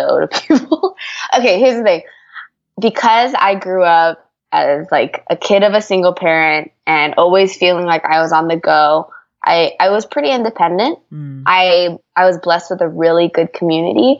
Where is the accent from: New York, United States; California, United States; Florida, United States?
California, United States; moved away as an adult; now in Atlanta, United States; I'm in Atlanta and I've been here now the past 4 years, but I'm originally from California